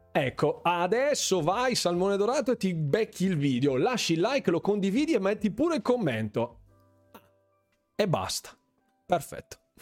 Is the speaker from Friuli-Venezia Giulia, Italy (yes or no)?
no; Bergamo, Lombardy, Italy; io praticamente sono di Bergamo